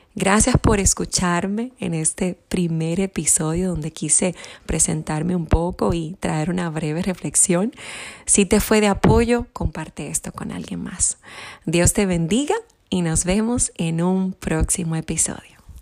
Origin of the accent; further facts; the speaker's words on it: Santo Domingo, Distrito Nacional, Dominican Republic; yo soy de Santo Domingo, República Dominicana. Soy una isleña